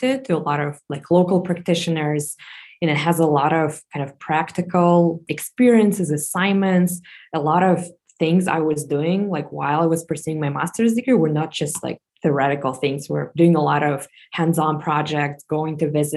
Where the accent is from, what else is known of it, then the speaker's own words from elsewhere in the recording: Moscow, Russia; moved away as an adult; I was born and raised in Moscow, Russia